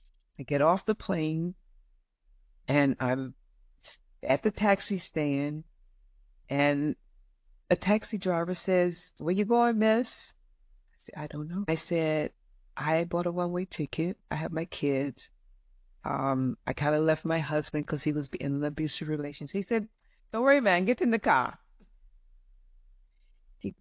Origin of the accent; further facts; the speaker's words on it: Florida, United States; Mm-mm, I'm from Florida.